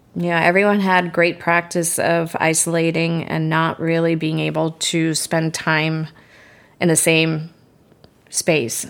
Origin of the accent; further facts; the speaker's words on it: United States; moved away; I was born and raised right outside of Manhattan